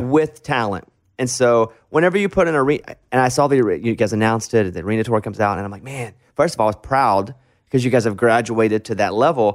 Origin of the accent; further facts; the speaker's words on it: Arkansas, United States; we all come from Arkansas